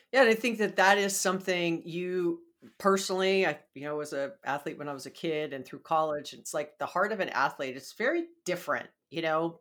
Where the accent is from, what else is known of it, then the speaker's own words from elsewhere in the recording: Hawaii, United States; moved away; I'm from Hawaii